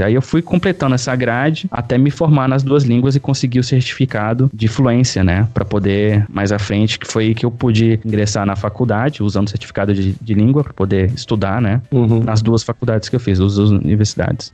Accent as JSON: {"language": "Portuguese", "town": "Brasília", "region": "Federal District", "country": "Brazil", "also_born_or_lived": "Helsinki, Finland / Jyväskylä, Finland", "moved": "as an adult", "lives_now": "Tampere, Finland", "said": "Eu sou de Brasília"}